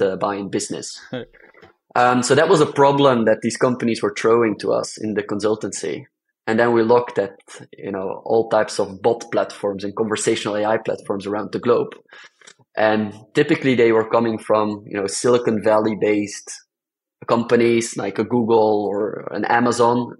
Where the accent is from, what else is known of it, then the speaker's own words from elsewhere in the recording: Belgium; I come from Belgium